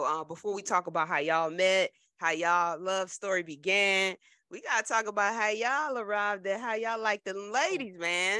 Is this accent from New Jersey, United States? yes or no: yes; Trenton, New Jersey, United States; moved away; North Jersey, South Jersey. I'm from Trenton, right in the middle.